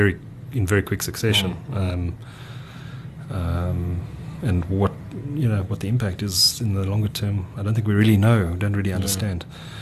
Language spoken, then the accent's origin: English; Durban, KwaZulu-Natal, South Africa; I grew up in Durban